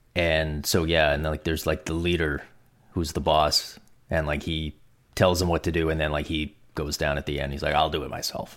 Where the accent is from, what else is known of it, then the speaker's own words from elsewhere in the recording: Canada; as a Canadian